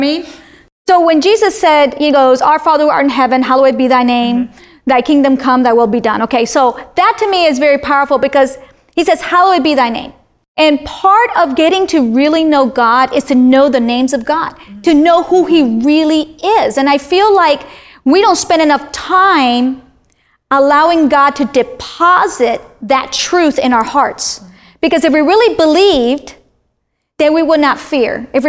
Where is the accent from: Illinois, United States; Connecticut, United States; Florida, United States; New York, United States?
Florida, United States; Miami; I'm in this area that I'm from Miami.